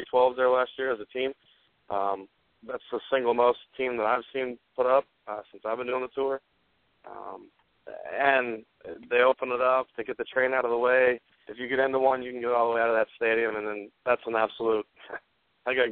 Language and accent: English; Seattle, Washington, United States; born or raised there